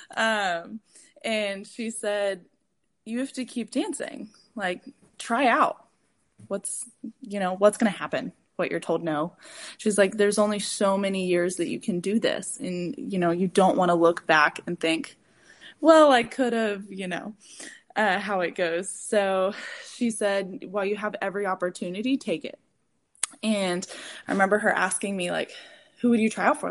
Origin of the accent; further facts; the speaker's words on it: San Antonio, Texas, United States; moved away as an adult; also born or lived in Denton, Texas; now in Houston, United States; I am from San Antonio, Texas